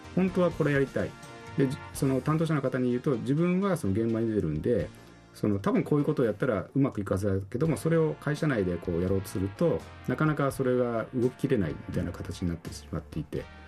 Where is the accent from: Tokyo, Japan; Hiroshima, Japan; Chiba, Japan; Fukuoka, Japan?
Tokyo, Japan; moved away as an adult; now in Okinawa, Japan; 東京生まれ育ちですけど向こうも見てきて沖縄も見てきた